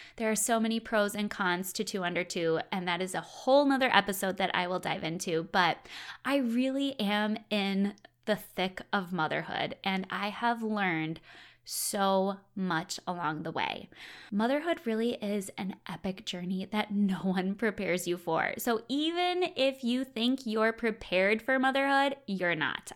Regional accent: Wisconsin, United States; I'm originally from Wisconsin

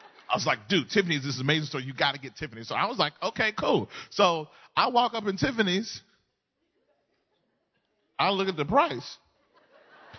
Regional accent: Mississippi, United States; moved away as an adult; also born or lived in Southern California; now in California, United States; We grew up, born and bred in Mississippi. Moved to California 11 years ago

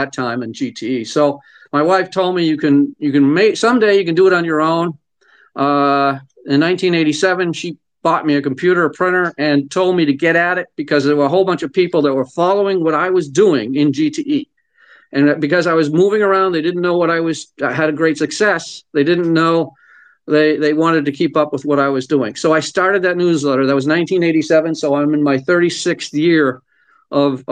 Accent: Lowell, Massachusetts, United States; I grew up in Lowell, Massachusetts

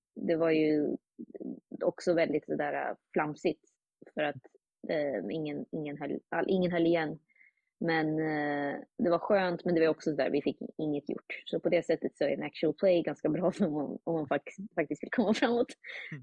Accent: Uppsala, Uppsala County, Sweden; now in New York, United States; jag är från Uppsala

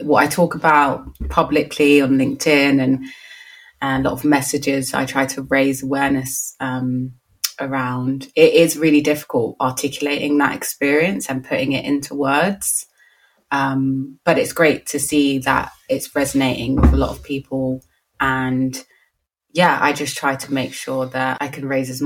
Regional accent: London, United Kingdom; born and bred in Lambeth

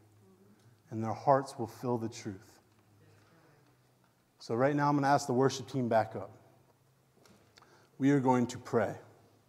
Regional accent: Waynesboro, Virginia, United States; I was born in Waynesboro, Virginia.

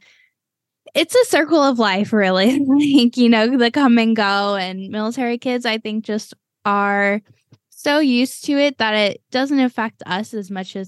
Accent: Texas, United States; also born or lived in Cleveland, United States / Florida, United States; I was born and raised in Cleveland for 9 years. And then my more formative years were spent in Texas. And then me, you know, throughout all of my teenage years, I was in Florida.

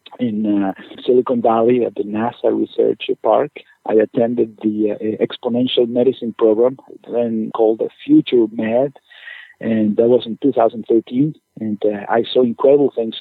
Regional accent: Caracas, Capital District, Venezuela; moved away as an adult; also born or lived in Chicago, Illinois / Ann Arbor, Michigan; now in Maine, United States; I'm originally from Venezuela, from Caracas, Venezuela, where I did med school.

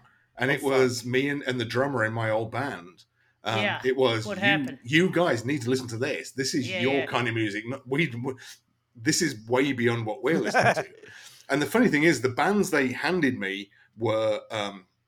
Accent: Lincolnshire, East Midlands, United Kingdom; now in Florida, United States; I come from the East Coast of England, from Lincolnshire in England, middle of nowhere. But I was lucky to grow up with an absolutely ridiculous DIY punk scene

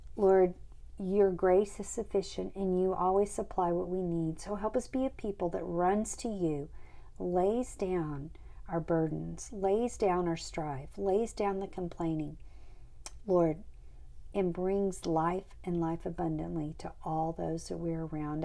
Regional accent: Kerrville, Texas, United States; moved away as an adult; now in Uvalde, United States; I grew up in Kerrville.

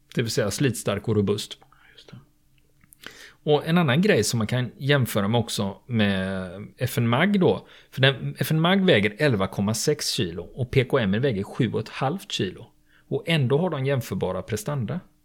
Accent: Sweden; vi svenskar

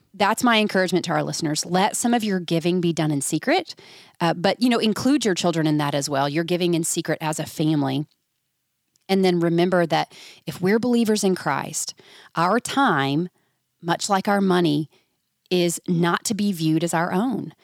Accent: Georgia, United States; I'm from Georgia

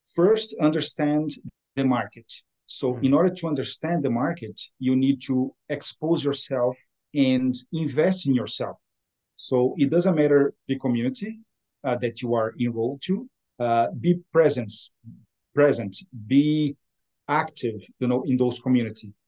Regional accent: Brazil; moved away as an adult; now in Ottawa, Canada; I was born in Brazil, uh, so South America, hmm. and uh, I came to Canada 20, uh, 21 years ago

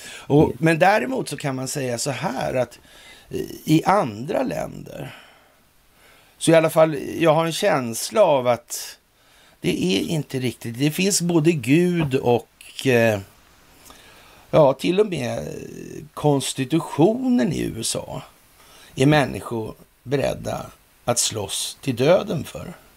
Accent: Sweden; vi är trots allt svenskar

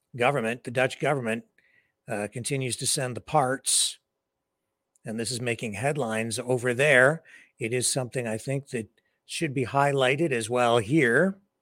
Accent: Canada; here in my hometown

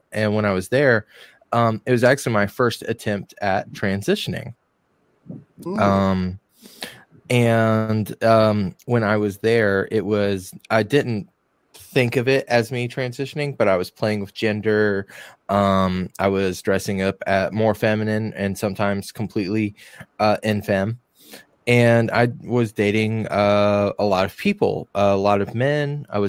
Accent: Bible Belt, North Carolina, United States; I grew up in Mayberry, for God's sakes, like for legit Mayberry.

